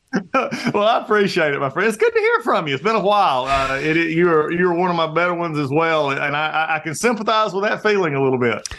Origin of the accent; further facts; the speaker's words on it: Gainesville, Georgia, United States; I was born here in Gainesville, Georgia, which is where I live